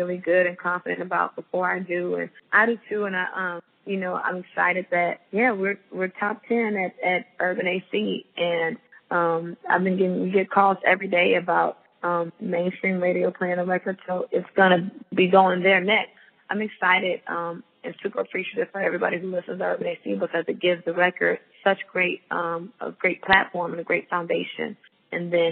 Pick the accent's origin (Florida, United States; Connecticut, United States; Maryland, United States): Florida, United States; moved away; my home state to Florida